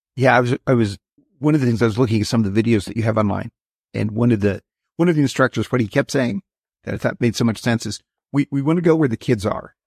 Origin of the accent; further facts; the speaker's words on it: Wyoming, United States; I grew up in Wyoming